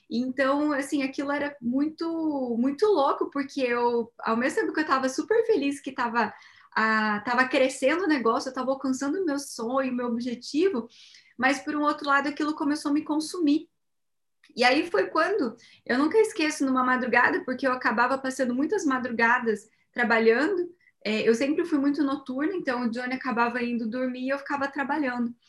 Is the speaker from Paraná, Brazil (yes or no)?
yes; Cascavel, Paraná, Brazil; moved away as an adult; now in Japan; a gente é de Cascavel, Paraná